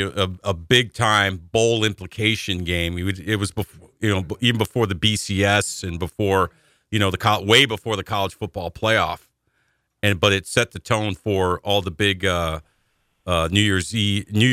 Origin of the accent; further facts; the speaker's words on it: Northeast, United States; moved away; also born or lived in Pennsylvania; growing up in the Northeast